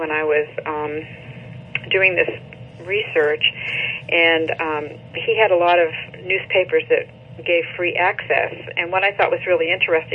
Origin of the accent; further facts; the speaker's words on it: Massachusetts, United States; moved away as an adult; I lived my whole life in Massachusetts until I got married